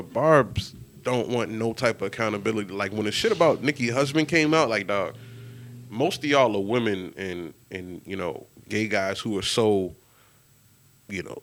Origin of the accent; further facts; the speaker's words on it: New York City, New York, United States; I grew up in Queens. I used to ride my bike to Shea Stadium